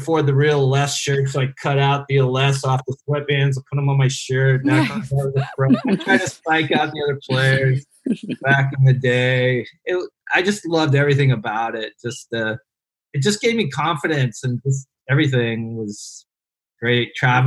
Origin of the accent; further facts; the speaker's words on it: Ohio, United States; moved away as an adult; now in Cambodia; I grew up in Amish country, Ohio, where tennis was kind of like Cambodia